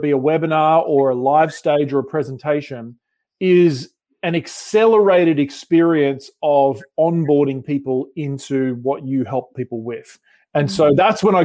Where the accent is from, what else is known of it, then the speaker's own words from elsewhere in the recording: Sydney, New South Wales, Australia; moved away as an adult; now in Newport Beach, United States; about 3 years ago, we moved from Sydney, Australia to California.